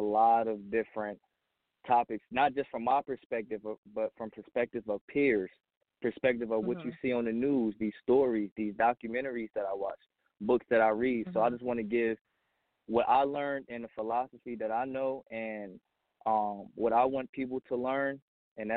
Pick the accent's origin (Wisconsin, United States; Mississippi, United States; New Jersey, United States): New Jersey, United States; also born or lived in Pennsylvania; now in Poconos, Pennsylvania, United States; I'm from New Jersey, but I live in Pennsylvania right now, the Poconos.